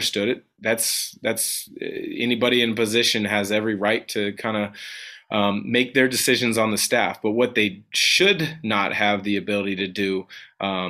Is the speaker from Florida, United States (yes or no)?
no; Portland, Oregon, United States; growing up in the Portland area